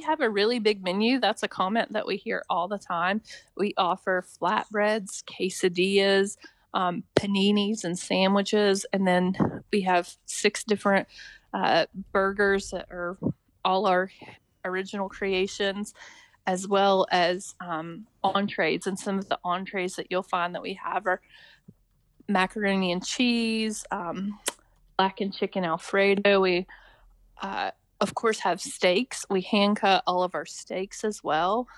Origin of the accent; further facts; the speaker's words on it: Richwood, West Virginia, United States; moved away as an adult; I grew up in Richwood